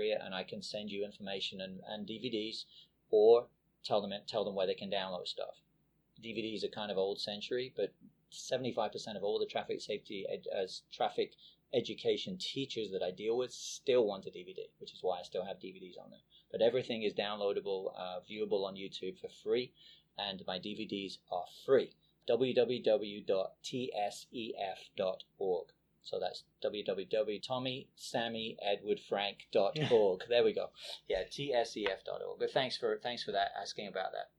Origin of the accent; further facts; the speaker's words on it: England, United Kingdom; moved away as an adult; now in United States; I grew up in England.